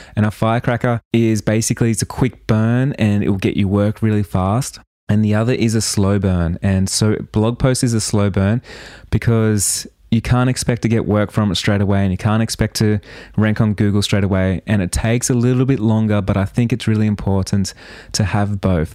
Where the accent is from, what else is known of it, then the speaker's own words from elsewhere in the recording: Australia; accent: Australian; My Australian accent